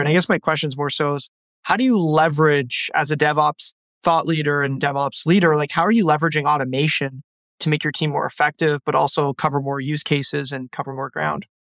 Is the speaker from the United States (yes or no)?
no; Ottawa, Ontario, Canada; I'm from Ottawa, Canada.